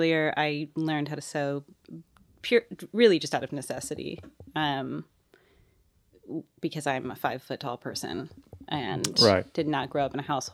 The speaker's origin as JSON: {"language": "English", "town": "Seattle", "region": "Washington", "country": "United States", "moved": "yes", "lives_now": "Nashville, United States", "said": "I'm from Seattle. I'm from Seattle, Washington."}